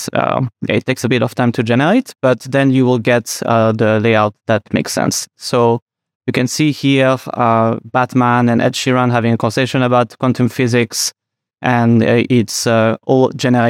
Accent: Geneva, Switzerland; accent: French; English is a second language; moved away as an adult; now in San Francisco, United States; I'm from Geneva in Switzerland, which is kind of a mix between France and Switzerland.

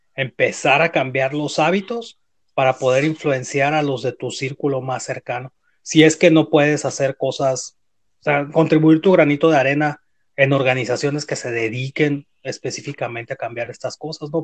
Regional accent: Uruapan, Michoacán, Mexico; moved away; yo crecí en Michoacán

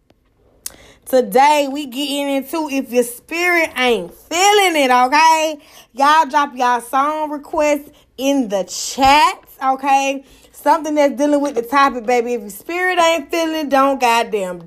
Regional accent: Atlanta, Georgia, United States; I'm from Atlanta, Georgia

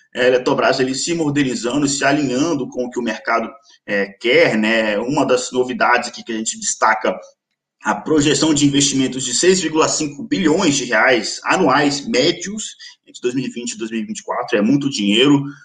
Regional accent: Minas Gerais, Brazil; accent: mineiro; eu sou mineiro, se o meu sotaque ainda não entregar, ainda sou mineiro

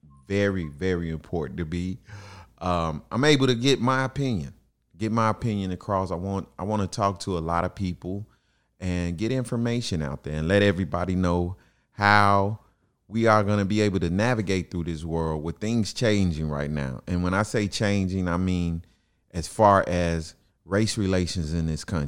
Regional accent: Chicago, Illinois, United States; I grew up in Chicago. I grew up in the housing projects on 24th Street

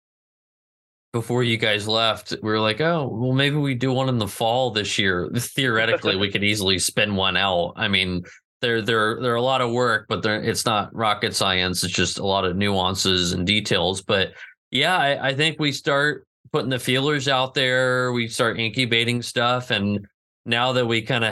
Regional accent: Northern California, United States; growing up in Northern California

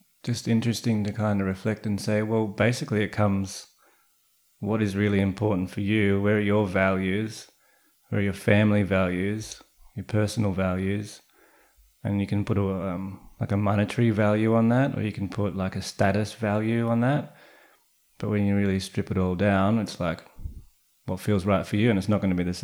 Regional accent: Central Coast, New South Wales, Australia; the majority of us have had growing up on the Central Coast

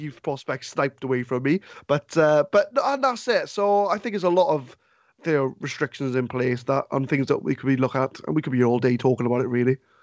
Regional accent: Swansea, Wales, United Kingdom; I'm from Swansea

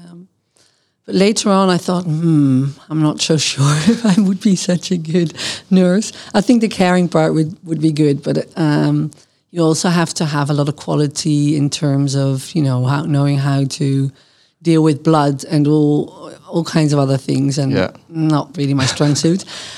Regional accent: Genemuiden, Overijssel, Netherlands; English is a second language; also born or lived in Boskoop; I grew up in various places in the Netherlands, so I moved around a lot. I was born in Boskoop, which is near Gouda in The Hague, that area.

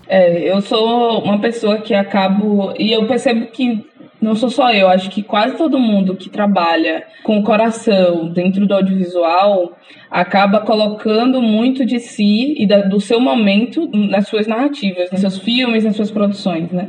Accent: Valença, Bahia, Brazil; moved away as an adult; now in Maceió, Brazil; Eu sou de Valença, do interior da Bahia

